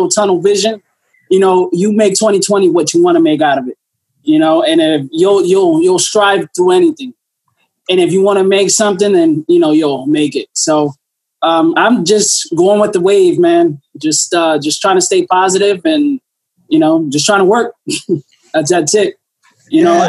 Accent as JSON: {"language": "English", "town": "Newport News", "region": "Virginia", "country": "United States", "tie": "born or raised there", "said": "I'm from Newport News, Virginia. I was born and raised there"}